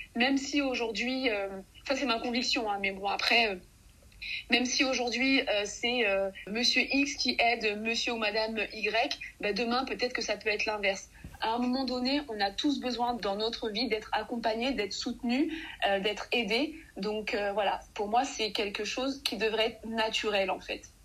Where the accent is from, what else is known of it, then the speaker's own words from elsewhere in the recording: Mali; je suis native du Mali